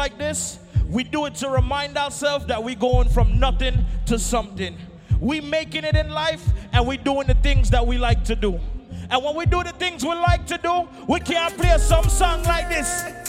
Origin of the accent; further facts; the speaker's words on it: Jamaica; I'm from Jamaica, but big up every Caribbean island inside of here.